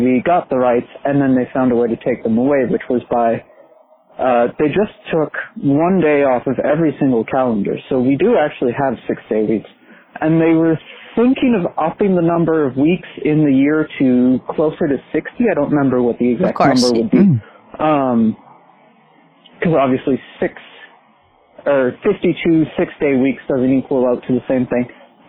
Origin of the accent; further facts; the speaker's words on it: Canada; I'm from Canada